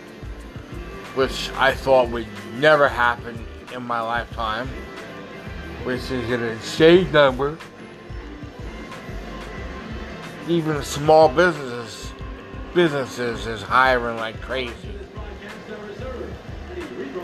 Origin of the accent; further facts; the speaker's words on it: United States; I'm an American